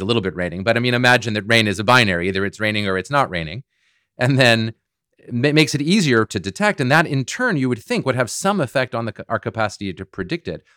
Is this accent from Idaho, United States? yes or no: no; Boston, Massachusetts, United States; I'm from Boston and I still live in the Boston area